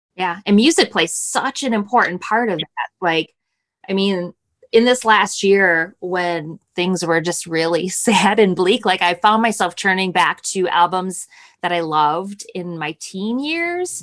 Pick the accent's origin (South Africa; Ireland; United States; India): United States; Milwaukee, Wisconsin; We, we grew up outside of Milwaukee